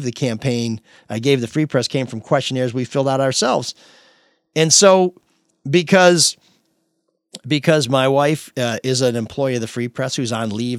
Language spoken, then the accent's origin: English; Grosse Pointe, Michigan, United States; now in Detroit, United States; I grew up in Grosse Pointe. Haven't been there since 1985